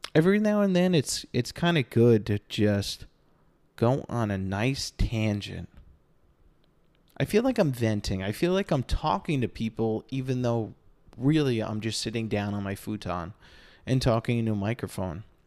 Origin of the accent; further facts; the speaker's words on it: Northeast, United States; now in Phoenix, United States; I'm originally from the Northeast where they have something called seasons